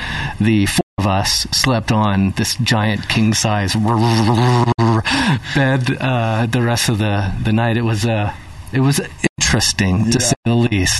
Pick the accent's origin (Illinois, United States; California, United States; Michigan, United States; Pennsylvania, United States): California, United States; Escondido; I grew up in Escondido, California, in North County, San Diego